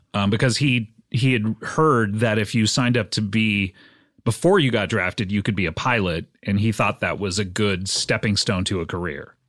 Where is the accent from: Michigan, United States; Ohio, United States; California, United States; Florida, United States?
California, United States; Orange County; also born or lived in Savannah, Georgia; I grew up right here in California in the, uh, wonderful county of Orange County.